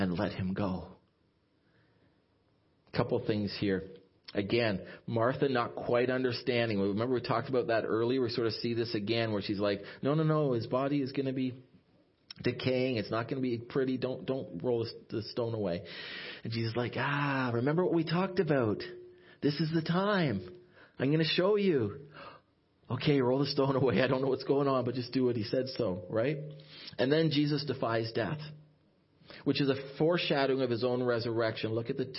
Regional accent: Ottawa, Ontario, Canada; also born or lived in Sault Ste. Marie, Ontario; I was from the Ottawa area

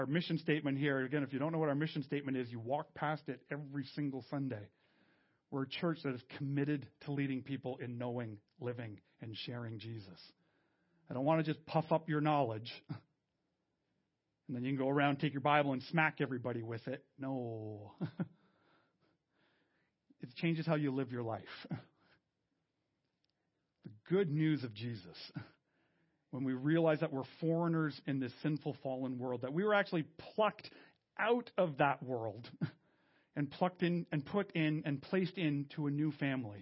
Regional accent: Canada; I'm French Canadian

